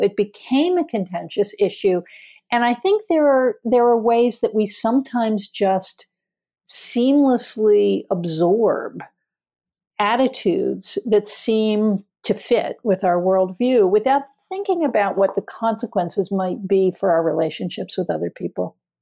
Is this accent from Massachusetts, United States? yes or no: no; Philadelphia, Pennsylvania, United States; also born or lived in Twin Falls, Idaho; very, very different from where I grew up in Philadelphia